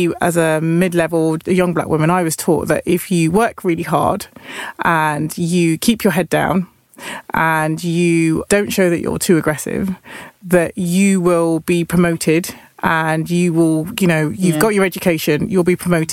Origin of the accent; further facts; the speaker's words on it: Nottingham, East Midlands, United Kingdom; I'm from Nottingham